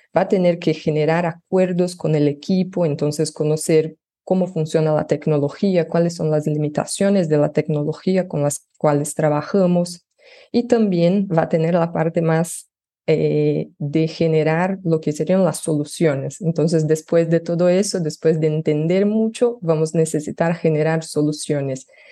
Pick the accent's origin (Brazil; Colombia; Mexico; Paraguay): Brazil; Spanish is a second language; yo soy brasileña, pero trabajo ya hace tres años eh, en Latinoamérica